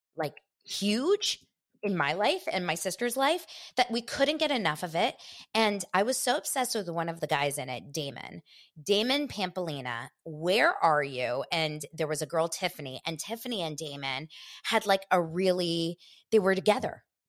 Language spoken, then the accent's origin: English; Los Angeles, California, United States; grew up here in Los Angeles